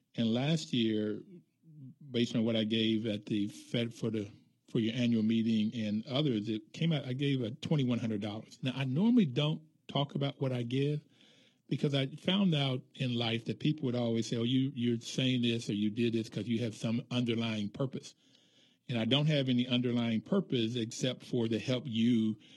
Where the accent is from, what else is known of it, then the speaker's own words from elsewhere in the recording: Bluefield, West Virginia, United States; moved away; I grew up in Bluefield, West Virginia, which was South